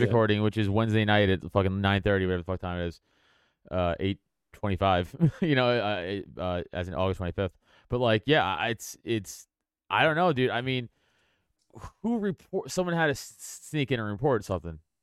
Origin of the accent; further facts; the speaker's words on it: New York City, New York, United States; moved away; also born or lived in Brooklyn / West Hollywood; I grew up in South South Shore, Staten Island